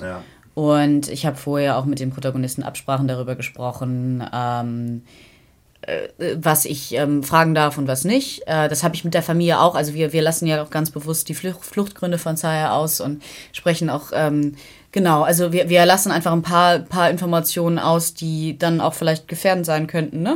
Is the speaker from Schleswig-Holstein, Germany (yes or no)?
yes; Kiel, Schleswig-Holstein, Germany; die Landeshauptstadt Kiel, was ja meine Heimatstadt ist, der ich mich sehr verbunden fühle